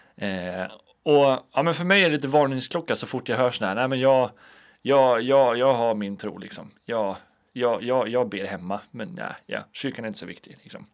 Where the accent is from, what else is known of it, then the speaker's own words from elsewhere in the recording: Alunda, Uppsala County, Sweden; now in Linköping, Sweden; hemma i Alunda där jag kommer ifrån